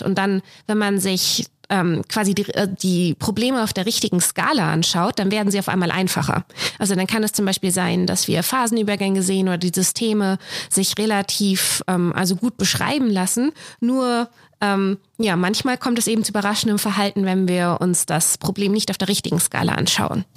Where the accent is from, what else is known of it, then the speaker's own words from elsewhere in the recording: Messel, Hesse, Germany; moved away as an adult; also born or lived in Frankfurt am Main / Zürich; now in Saarbrücken, Germany; ich bin aufgewachsen in einem kleinen Ort in der Nähe, das Messel